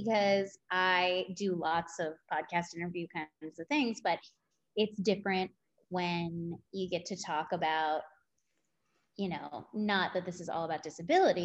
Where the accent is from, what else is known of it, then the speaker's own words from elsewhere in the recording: New Jersey, United States; I grew up in Jersey.